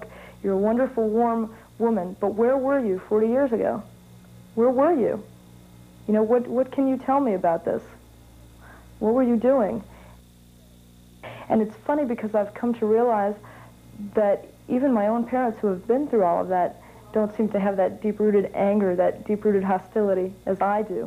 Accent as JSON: {"language": "English", "town": "Dayton", "region": "Ohio", "country": "United States", "said": "I'm from Dayton, Ohio"}